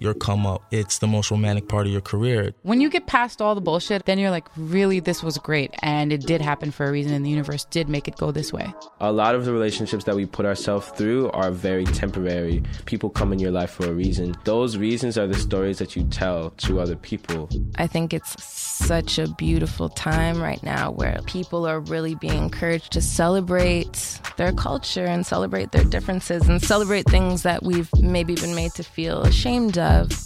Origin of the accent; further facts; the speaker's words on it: Mississauga, Ontario, Canada; also born or lived in Etobicoke; now in Toronto, Canada; I was born in Etobicoke, raised in Mississauga, and I'm currently living in Toronto